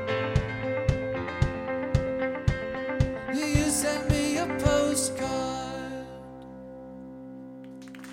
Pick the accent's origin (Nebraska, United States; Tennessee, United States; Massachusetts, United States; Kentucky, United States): Kentucky, United States; Louisville; moved away; I grew up in Louisville, and I grew up listening to FPK